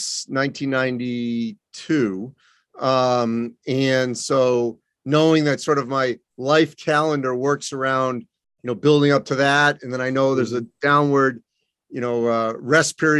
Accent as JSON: {"language": "English", "town": "Boston", "region": "Massachusetts", "country": "United States", "tie": "born or raised there", "also_born_or_lived": "Wisconsin", "moved": "as an adult", "said": "I grew up in the Boston area."}